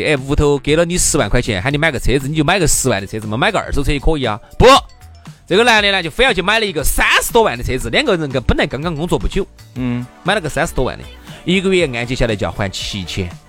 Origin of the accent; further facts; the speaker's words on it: Chengdu, Sichuan, China; 那么三千四千现在对于我们成都人的收入收入收入来说的话